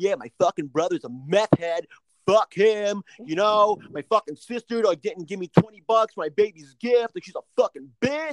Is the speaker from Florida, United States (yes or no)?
no; New Jersey, United States; two dudes from New Jersey out in Indiana